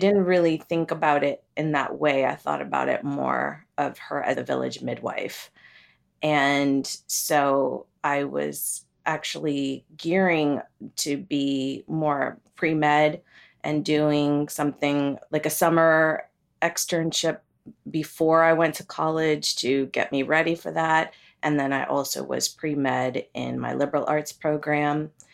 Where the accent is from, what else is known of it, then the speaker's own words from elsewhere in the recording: United States; also born or lived in Kerala, India / Pennsylvania / Ohio; I grew up in Pennsylvania and Ohio